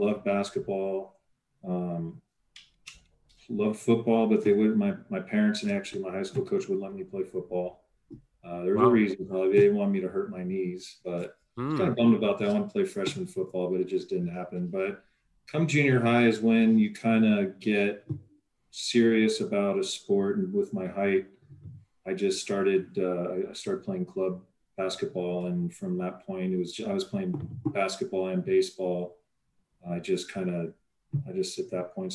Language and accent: English; Pasadena, California, United States; I grew up right in Pasadena in an area right above the Rose Bowl